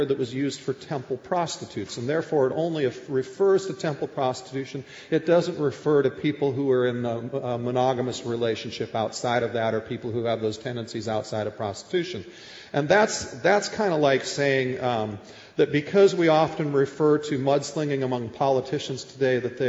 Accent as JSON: {"language": "English", "region": "Minnesota", "country": "United States", "tie": "born or raised there", "moved": "yes", "said": "I grew up in Minnesota as a Minnesota Vikings fan"}